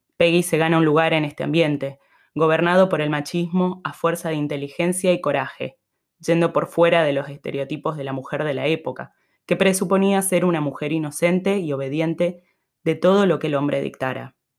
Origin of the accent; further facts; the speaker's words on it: Misiones, Argentina; moved away; also born or lived in Buenos Aires; yo en Argentina soy de Misiones